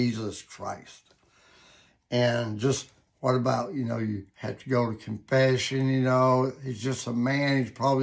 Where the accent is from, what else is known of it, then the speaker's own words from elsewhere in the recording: Alabama, United States; growing up Southern Baptist, growing up in Alabama, being in the Marine Corps, being a Birmingham policeman